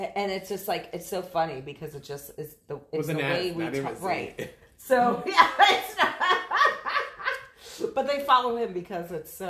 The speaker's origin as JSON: {"language": "English", "town": "Miami", "region": "Florida", "country": "United States", "said": "because we're all from Miami, right?"}